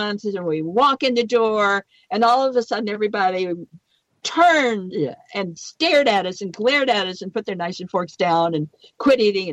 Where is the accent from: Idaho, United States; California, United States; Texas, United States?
Idaho, United States; we're good Westerners. We come from Idaho.